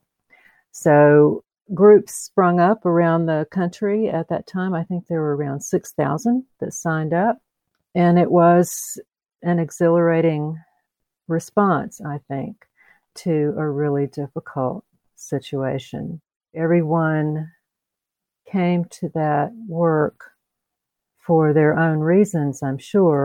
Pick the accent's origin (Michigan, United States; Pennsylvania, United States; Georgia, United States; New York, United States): Georgia, United States; Columbus; also born or lived in metro Atlanta; So I am a native Georgian, which is these days a little unusual in the metro Atlanta area. I grew up in Columbus.